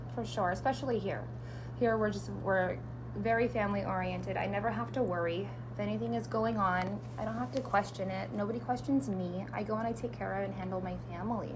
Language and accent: English; San Jose, California, United States; moved away as an adult; now in Washington, United States; being from San Jose